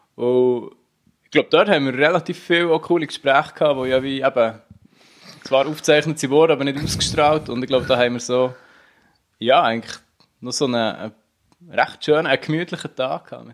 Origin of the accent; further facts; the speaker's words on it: Unterseen, Bern, Switzerland; Ich bin Unterseen äh, im Berner Oberland aufgewachsen